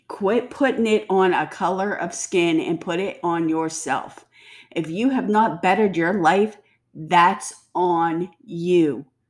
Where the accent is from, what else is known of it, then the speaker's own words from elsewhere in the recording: United States; I don't say I'm German, Scottish, English American. I say I'm American.